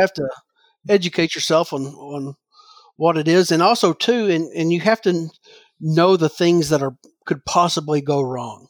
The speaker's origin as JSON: {"language": "English", "region": "Southern Illinois", "country": "United States", "tie": "born or raised there", "moved": "as an adult", "said": "growing up in Southern Illinois"}